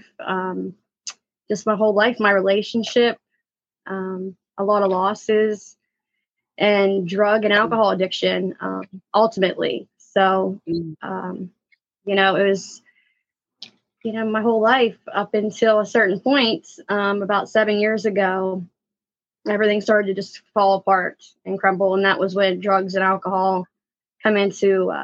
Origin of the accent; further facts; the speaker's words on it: Hopewell, Pennsylvania, United States; I'm from a small town called Hopewell. So I'm a country girl